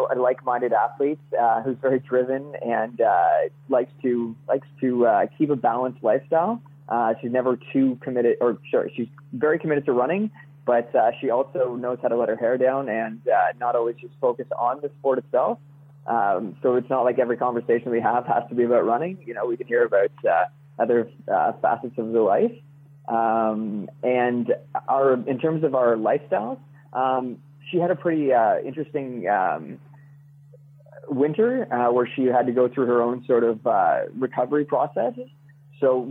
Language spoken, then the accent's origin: English; Kingston, Ontario, Canada; also born or lived in Ottawa / Vancouver; Usually, I'm in Kingston. So that's where I was raised and I've lived pretty much my entire life